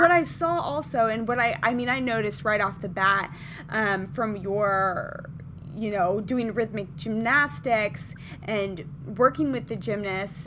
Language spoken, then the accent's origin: English; Midwest, United States; now in Southern California, United States; so I am from the Midwest originally